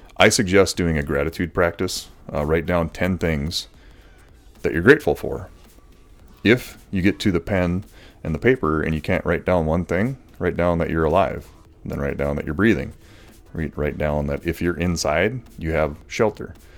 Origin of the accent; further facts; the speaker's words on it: Morris, United States; I grew up in the Lutheran Church here